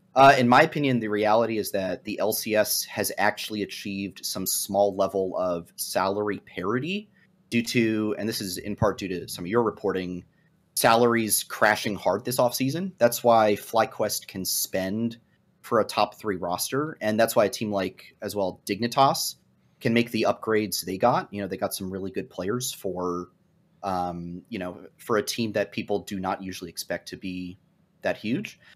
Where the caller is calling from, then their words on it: Arlington, Virginia, United States; Calling from Arlington, Virginia, also in the Washington, D C area